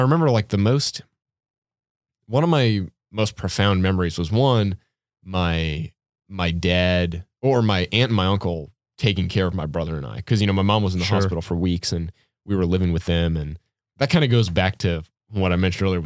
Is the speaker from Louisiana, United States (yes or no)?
yes; New Orleans, Louisiana, United States; I was growing up in New Orleans, and I was like 7 or 8 years old